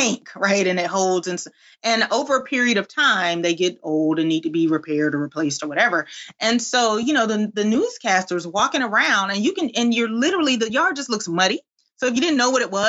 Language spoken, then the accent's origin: English; Albany, Georgia, United States; I'm from South Georgia. I'm from a little town called Albany, Georgia